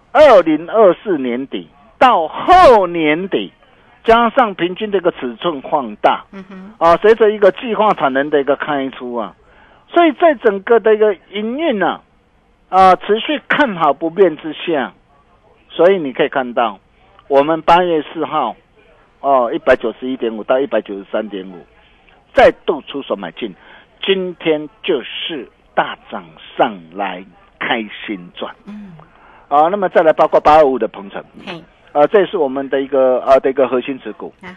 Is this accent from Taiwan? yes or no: yes; Taiwan; 我们台湾人